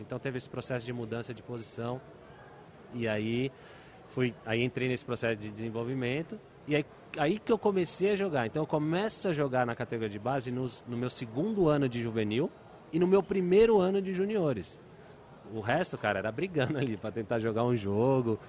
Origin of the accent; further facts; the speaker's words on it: São Paulo, Brazil; also born or lived in Brasília (Gama) / Cuiabá; depois fui para Cuiabá, e de Cuiabá vim para São Paulo. 4 quatro anos, dos 4 aos 7 em Cuiabá, com 7 eu cheguei aqui.